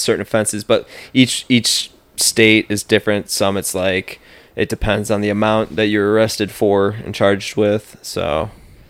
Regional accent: Chardon, Ohio, United States; growing up in Little Chardon, Ohio, suburb of Cleveland

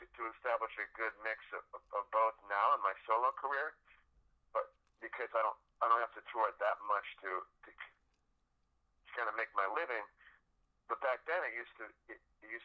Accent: Buffalo, New York, United States; I'm from Buffalo, New York

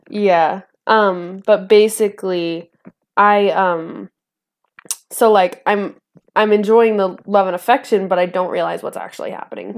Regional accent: northern Idaho, United States; born or raised there; also born or lived in Antioch, California

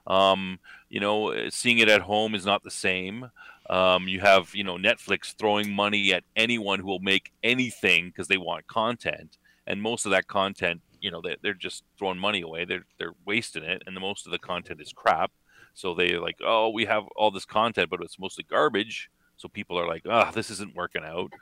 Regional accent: Canada; accent: Canadian; my Canadian accent

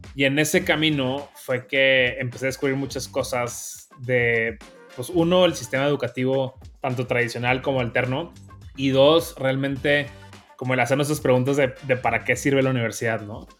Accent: Monterrey, Nuevo León, Mexico; accent: norteño; como pueden escuchar, soy regio, también norteño orgullosamente. Y realmente pues vengo de una familia bastante eh, normalita en Monterrey

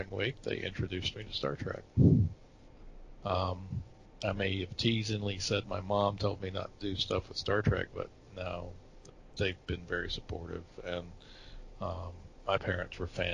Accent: Atlanta, Georgia, United States; I grew up in Atlanta, in metro Atlanta.

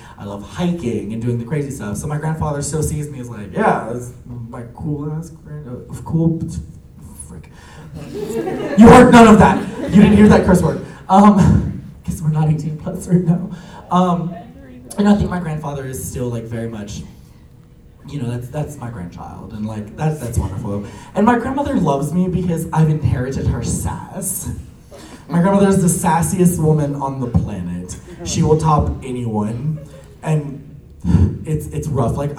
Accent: Louisiana, United States; I'm from Louisiana, we have parishes and not counties

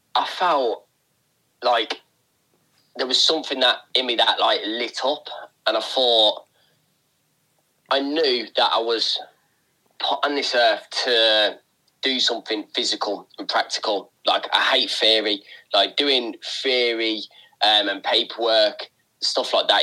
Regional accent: Tamworth, West Midlands, United Kingdom; I'm from a town called uh, Tamworth. It's on the outskirts of Birmingham.

